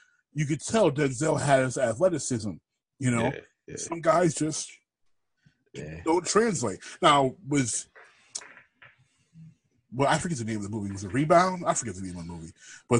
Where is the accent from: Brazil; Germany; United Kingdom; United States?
United Kingdom; I can do that. I'm British.